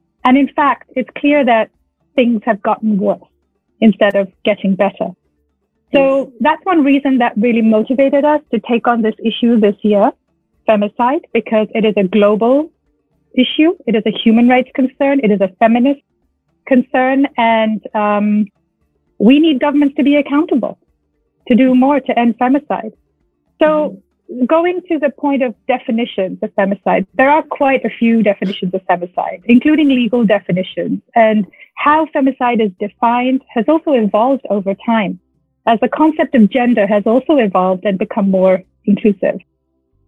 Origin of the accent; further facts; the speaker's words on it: Nepal; moved away; also born or lived in New Jersey; I'm actually from Nepal, though, and I'm a human rights lawyer